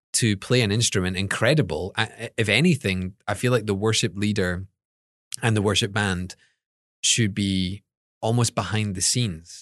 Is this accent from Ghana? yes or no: no; Scotland, United Kingdom; moved away as an adult; I'm from Scotland